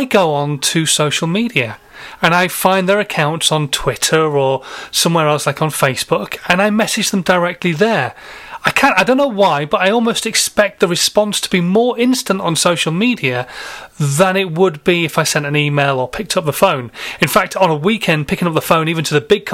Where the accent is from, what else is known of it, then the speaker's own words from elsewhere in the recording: Yorkshire and the Humber, United Kingdom; I'm a Yorkshireman